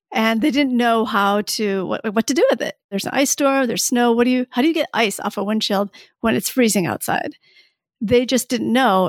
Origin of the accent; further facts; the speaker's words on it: Michigan, United States; also born or lived in Saigon, Vietnam; I was born in Saigon, and that's technically where I'm from, although my family left Saigon as refugees in nineteen seventy-five when I was a baby, and then I did grow up in Michigan.